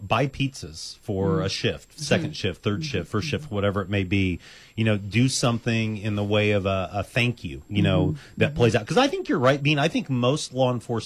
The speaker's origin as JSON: {"language": "English", "town": "Champaign", "region": "Illinois", "country": "United States", "tie": "born or raised there", "moved": "yes", "said": "I've always been very proud to be a Champaign native"}